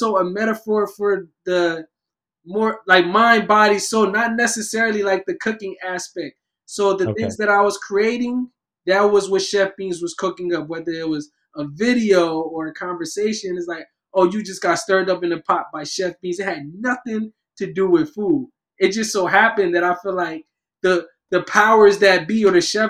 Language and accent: English; Camden, New Jersey, United States; moved away as an adult; now in Los Angeles, United States; I'm from Camden, New Jersey, currently residing in Los Angeles, California